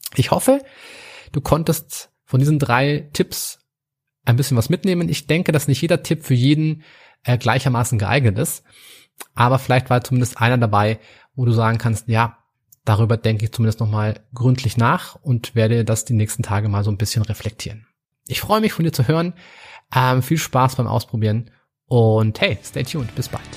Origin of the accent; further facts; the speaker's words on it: Munich, Bavaria, Germany; ich komme aus München